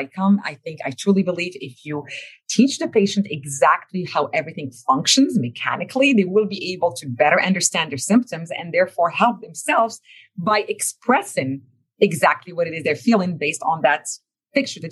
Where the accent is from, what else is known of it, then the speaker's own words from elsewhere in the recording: Morocco; English is a second language; moved away; this little girl growing up in Morocco would have ended up, right? Couldn't speak a word of English before 1998.